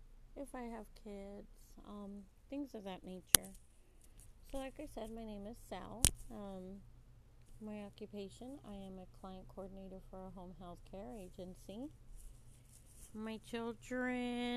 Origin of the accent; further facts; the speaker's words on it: Texas, United States; I'm from Texas, but I love Texas. It's my hometown